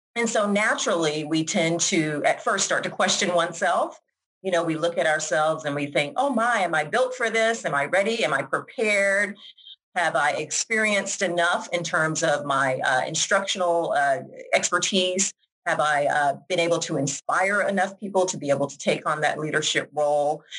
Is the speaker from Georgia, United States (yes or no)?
yes; Georgia, United States; moved away as an adult; also born or lived in Washington, District of Columbia, United States / New York; now in Jacksonville, United States; I am originally from Georgia, even though I live here now in Florida. Uh, born and raised, raised in Georgia